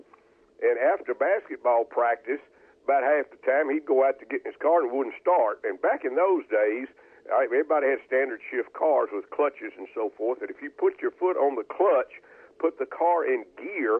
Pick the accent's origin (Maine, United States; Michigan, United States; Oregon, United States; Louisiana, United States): Louisiana, United States; Ruston; I grew up with Leon in Ruston